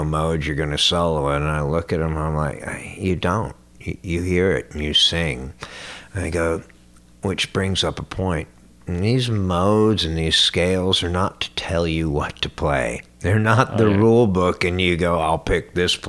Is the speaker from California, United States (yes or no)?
no; Florida, United States; also born or lived in New York; growing up in Florida